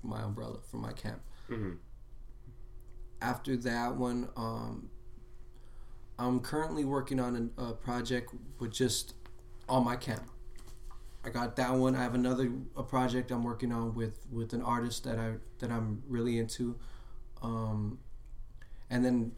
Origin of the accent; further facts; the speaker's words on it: Los Angeles, California, United States; also born or lived in Lynwood, California; I grew up everywhere in Los Angeles. Like, I was always moving around